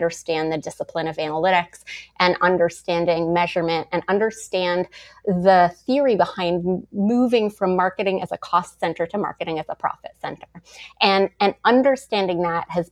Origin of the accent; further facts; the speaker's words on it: Montreal, Quebec, Canada; moved away as an adult; also born or lived in Toronto; I moved to Toronto from Montreal at 19 to go to acting school